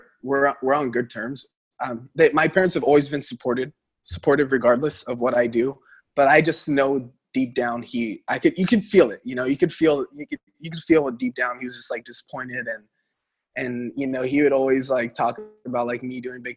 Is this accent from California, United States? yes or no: yes; Central Valley, Northern California, United States; now in Los Angeles, United States; from the Central Valley, I knew I needed to get out of there. I mean, I'm from a small town.